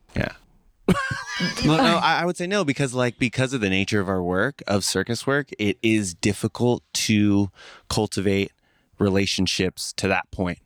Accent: San Francisco, California, United States; also born or lived in East Bay; growing up in San Francisco, I was born in the East Bay

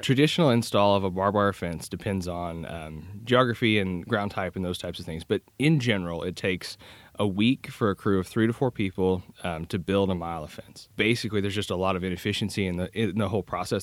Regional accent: Kansas, United States; I'm originally from Kansas.

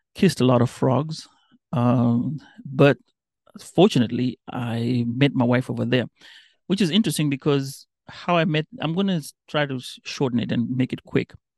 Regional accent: Mombasa, Mombasa County, Kenya; first language Kambe; English is a second language; moved away as an adult; now in United States; I grew up in a nice small town called Mombasa

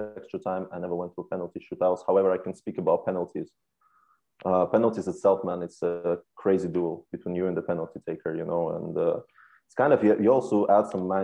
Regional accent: England, United Kingdom; moved away as an adult; now in Norway; growing up in England

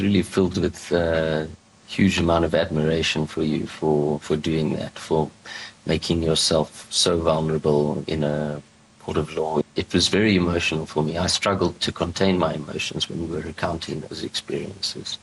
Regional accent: South Africa; as a South African

